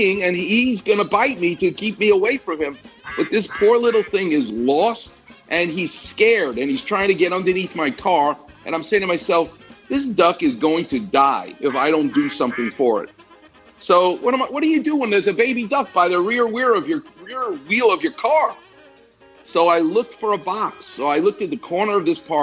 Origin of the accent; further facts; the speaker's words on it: New York, United States; moved away; I'm from New York.